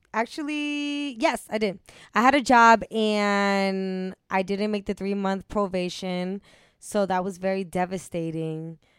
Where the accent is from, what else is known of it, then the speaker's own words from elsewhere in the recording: Cambridge, Massachusetts, United States; I'm from Cambridge.